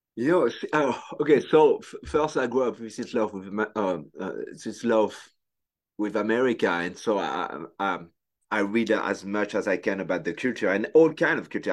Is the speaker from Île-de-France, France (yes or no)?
no; Tours, Centre-Val de Loire, France; English is a second language; moved away as an adult; also born or lived in Paris, France; now in United States; when I grew up in France